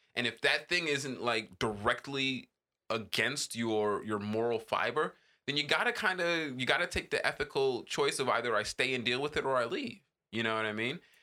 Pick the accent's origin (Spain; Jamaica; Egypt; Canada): Jamaica; as a Jamaican